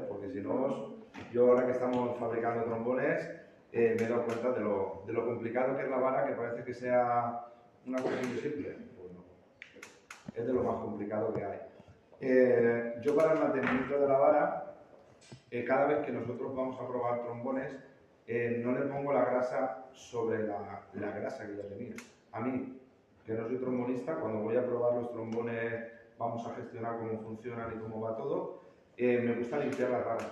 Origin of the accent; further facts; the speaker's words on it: Valencia, Valencian Community, Spain; soy de Valencia